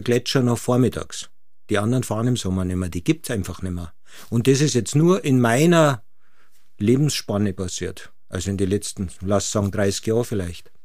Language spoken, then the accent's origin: German; Munich, Bavaria, Germany; ich bin als Münchner mit Ski aufgewachsen von Anfang